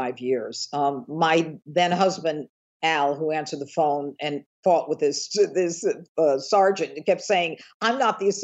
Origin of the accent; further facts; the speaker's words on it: Elmira, New York, United States; now in Westchester, United States; I grew up in a small town in upstate New York